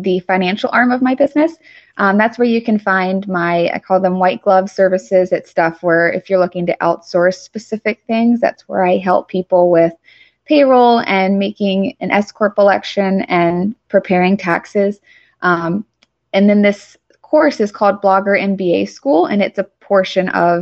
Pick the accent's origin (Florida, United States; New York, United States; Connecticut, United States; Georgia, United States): Georgia, United States; Atlanta; I'm from Atlanta